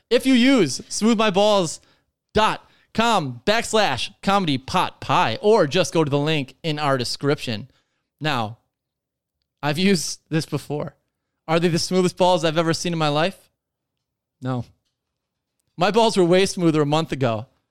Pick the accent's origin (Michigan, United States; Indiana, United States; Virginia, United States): Michigan, United States; Detroit; we're from Detroit